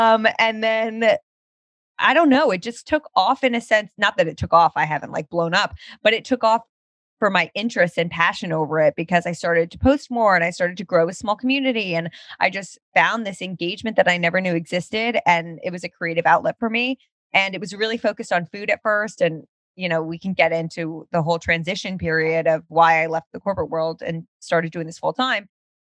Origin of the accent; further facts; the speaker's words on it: Princeton, New Jersey, United States; moved away; also born or lived in Pennsylvania; I'm from New Jersey, Princeton